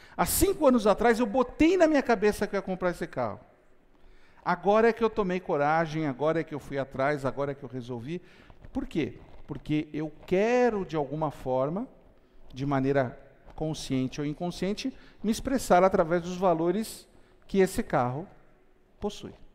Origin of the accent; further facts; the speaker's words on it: São Caetano do Sul, São Paulo, Brazil; Eu tinha 10 anos de idade, eu morava em São Caetano do Sul, na região do ABC Paulista